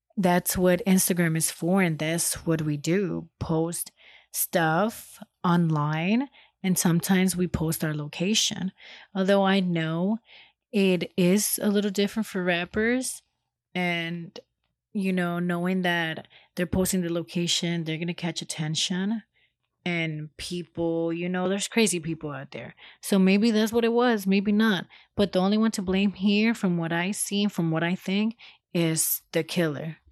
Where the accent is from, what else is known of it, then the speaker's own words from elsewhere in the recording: Los Angeles, California, United States; I come from South L A and I know how it is out there.